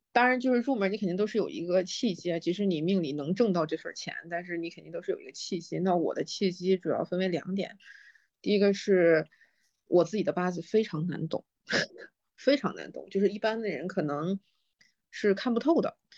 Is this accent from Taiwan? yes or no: no; China; 作为中国人来说